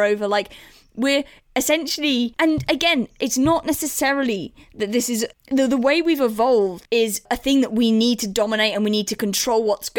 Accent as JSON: {"language": "English", "region": "England", "country": "United Kingdom", "said": "as English people"}